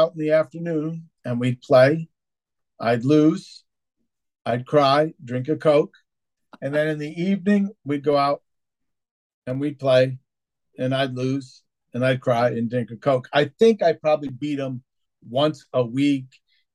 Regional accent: Connecticut, United States; also born or lived in Massachusetts; Then, Jim, I jumped over to Connecticut.

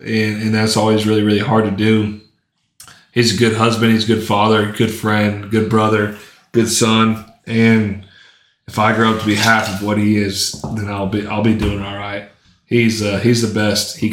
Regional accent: Lawton, Oklahoma, United States; also born or lived in Shawnee, Oklahoma; now in Elgin, United States; I've been born and raised in Lawton, lived there forever. I mean, I went to Shawnee for a little bit, and then now I'm in Elgin

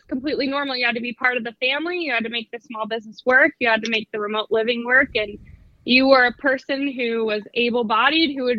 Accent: Juneau, Alaska, United States; I grew up on Shelter Island just outside of Juneau

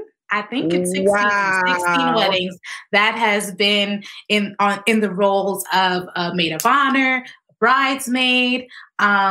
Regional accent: Connecticut, United States; also born or lived in Tennessee; I am from Connecticut, born and raised here, went to school in Tennessee, came back to Connecticut

